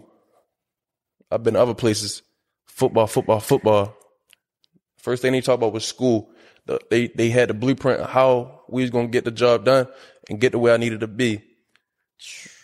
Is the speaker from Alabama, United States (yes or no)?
no; Baltimore, Maryland, United States; I'm from South Baltimore. I'm from over east.